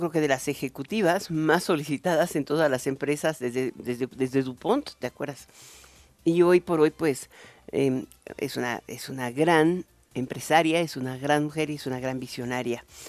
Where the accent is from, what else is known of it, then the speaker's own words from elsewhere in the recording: Mexico; nosotros somos mexicanos